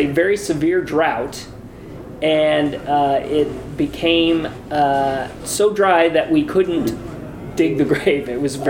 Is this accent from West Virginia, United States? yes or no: no; southern Indiana, United States; Indiana. I'm from Indiana.